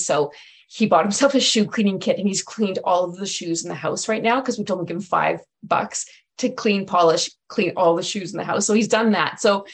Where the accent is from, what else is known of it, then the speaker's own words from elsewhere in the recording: Legal, Alberta, Canada; now in Edmonton, Canada; I'm actually from Legale, which is north of Edmonton